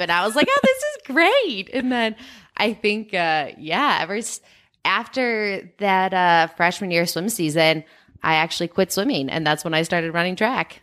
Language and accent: English; Chicago, Illinois, United States; now in Boulder, United States; I'm from Chicago